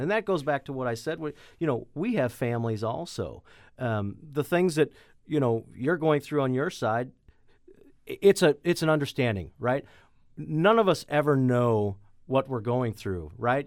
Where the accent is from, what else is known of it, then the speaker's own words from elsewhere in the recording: Chesterfield, Missouri, United States; now in Jefferson County, United States; I grew up in Manchester, Chesterfield area